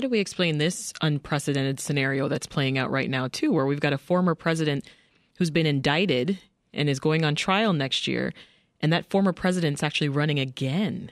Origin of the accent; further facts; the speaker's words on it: Canada; now in United States; I'm Canadian, and uh, I remember just being saturated by U.S. programming while living in Canada